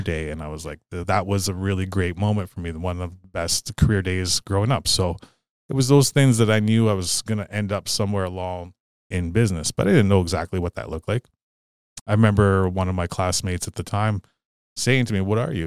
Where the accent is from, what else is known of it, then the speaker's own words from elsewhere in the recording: Sault Ste. Marie, Ontario, Canada; also born or lived in Garden River First Nation; I'm a Ojibwe native, member of Garden River First Nation, but I grew up here in Sault Ste. Marie